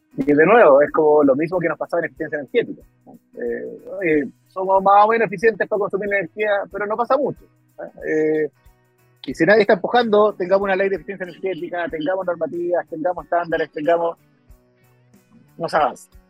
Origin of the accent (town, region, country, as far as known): Chile